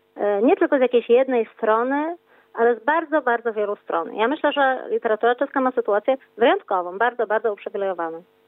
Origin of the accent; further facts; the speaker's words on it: Wrocław, Lower Silesian Voivodeship, Poland; jestem z Wrocławia